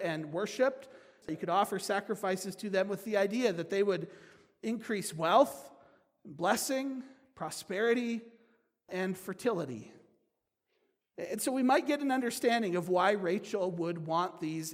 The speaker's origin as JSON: {"language": "English", "country": "United States", "said": "As American Christians"}